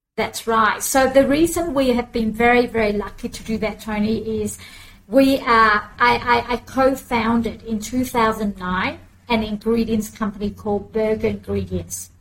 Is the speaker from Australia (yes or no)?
yes; Australia; also born or lived in Vietnam; I came to Australia as a refugee mm. since um, 1980, the 20th of June, we arrived in Australia